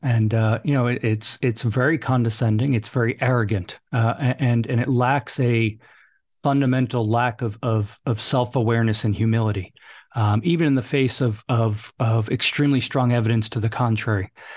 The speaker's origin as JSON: {"language": "English", "town": "New York City", "region": "New York", "country": "United States", "tie": "born or raised there", "also_born_or_lived": "Hoboken, New Jersey / Fairfax, Virginia", "moved": "as an adult", "said": "I grew up in New York City, uh, or right outside New York City."}